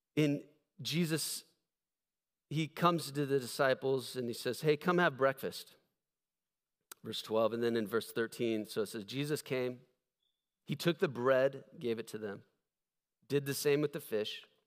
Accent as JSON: {"language": "English", "country": "United States", "said": "I'm standing up there as this American pastor"}